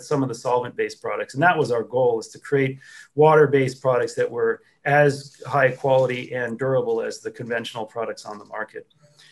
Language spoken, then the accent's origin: English; northeastern Vermont, United States; I grew up in northeastern Vermont